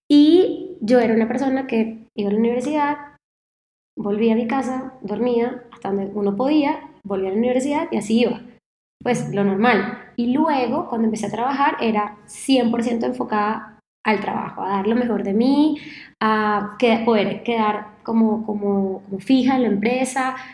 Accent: Caracas, Capital District, Venezuela; now in Rio de Janeiro, Brazil; Yo, bueno, soy venezolana, creo que se nota un poquito por el acento, quizás, eh, aunque ya se me ha matizado un poquito, pero yo en 2009 me mudo de Caracas a Río de Janeiro

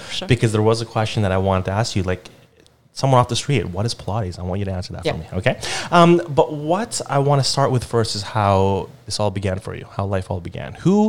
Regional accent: Philippines; I mean, I grew up in the Philippines, but I kind of lived always in the city for the most part.

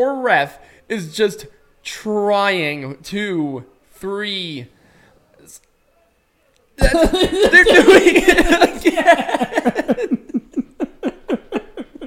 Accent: United States; being an American

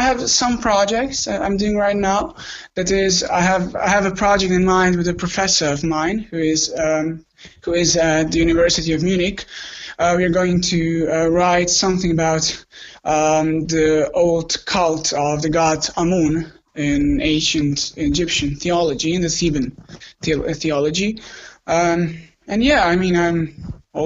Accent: Croatia; I'm from Croatia.

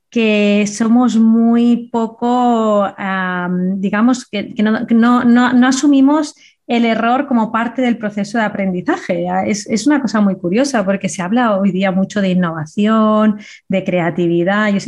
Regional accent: Andalusia, Spain; accent: Andalusian; Que tengo acento andaluz.

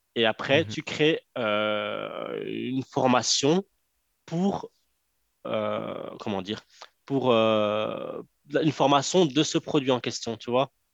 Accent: Morocco; je suis marocain

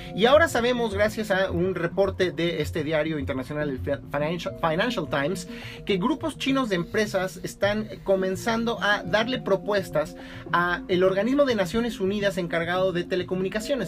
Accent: Mexico; acá en México

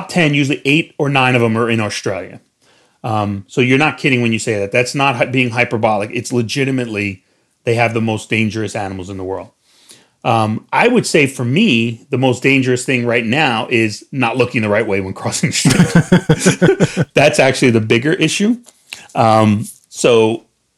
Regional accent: New York, United States; I'm from New York

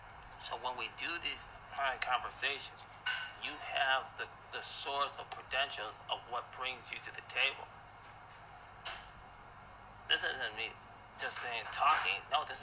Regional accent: Ghana; I am a Ghanaian. I am African blood first.

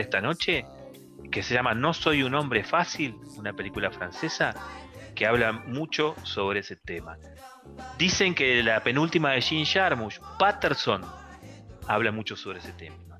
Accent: Neuquén, Argentina; nosotros que somos acá de Neuquén

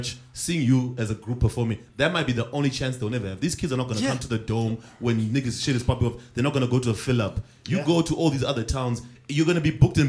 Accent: New York, United States; I'm from New York.

